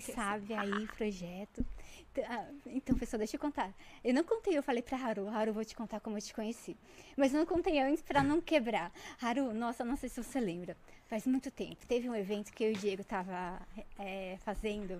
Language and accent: Portuguese; Jundiaí, São Paulo, Brazil; eu sou de Jundiaí